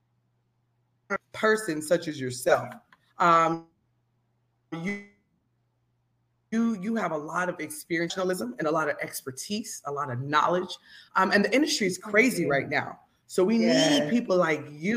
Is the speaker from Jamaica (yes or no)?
yes; Jamaica; I'm Jamaican, so anything to give a reason to speak a little patois